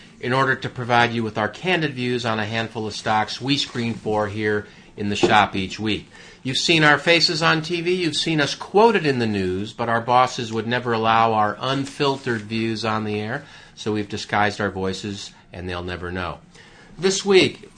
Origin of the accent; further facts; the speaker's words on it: United States; I'm an American.